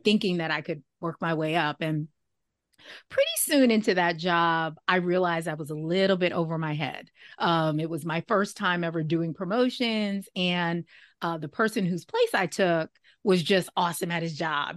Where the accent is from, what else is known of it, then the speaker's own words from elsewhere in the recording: New York, United States; also born or lived in Syracuse, New York; I'm from New York, but that was in upstate New York